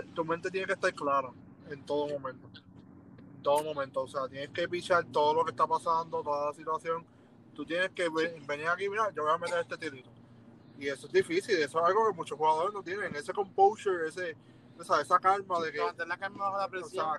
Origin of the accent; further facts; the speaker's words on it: Puerto Rico; somos Boricua